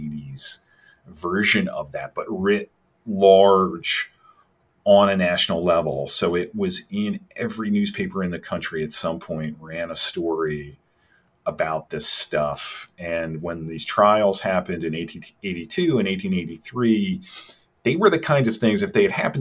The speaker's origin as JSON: {"language": "English", "region": "Maryland", "country": "United States", "tie": "born or raised there", "said": "I grew up in Maryland in the 1970s"}